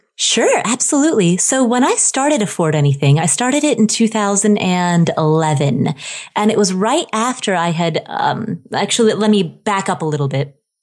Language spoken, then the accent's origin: English; Ohio, United States; also born or lived in Nepal; when I was a child, I grew up in Ohio